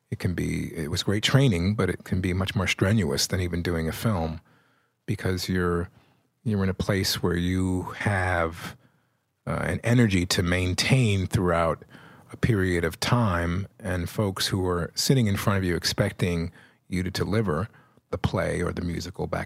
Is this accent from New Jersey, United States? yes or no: no; Brooklyn, New York, United States; born there; I was born in Brooklyn.